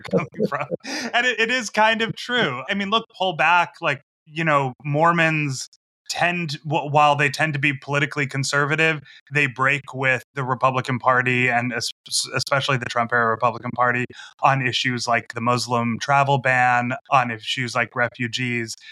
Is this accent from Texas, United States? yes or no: no; Massachusetts, United States; moved away; I grew up in Massachusetts